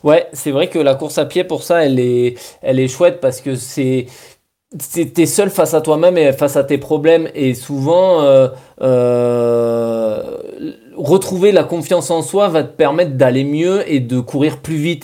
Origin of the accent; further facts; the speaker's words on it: Bergerac, Nouvelle-Aquitaine, France; chez nous à Bergerac